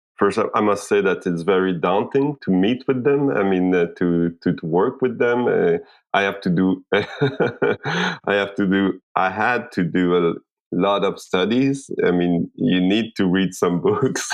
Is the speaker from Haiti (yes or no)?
yes; Haiti; I was born in Haiti. I'm from Haiti